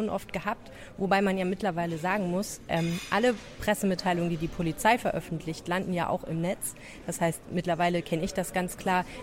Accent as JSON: {"language": "German", "country": "Germany", "said": "Bei mir würde ja einfach nur stehen, ich bin Deutsche."}